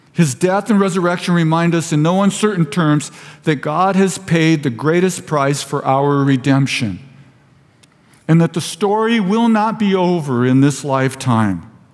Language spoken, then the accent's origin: English; Vista, California, United States; I was raised in Vista.